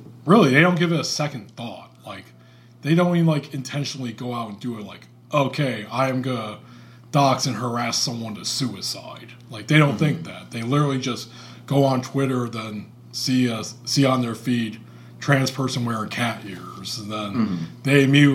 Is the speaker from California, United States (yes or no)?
no; Alpena, Michigan, United States; moved away; my hometown, Alpena